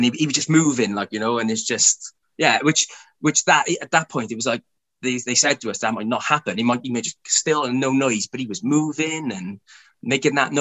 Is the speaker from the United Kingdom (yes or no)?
yes; Cardiff, Wales, United Kingdom; We're from Splott